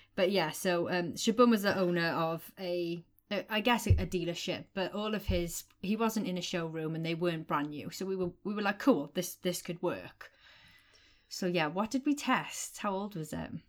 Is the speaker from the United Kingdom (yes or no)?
yes; United Kingdom; we're British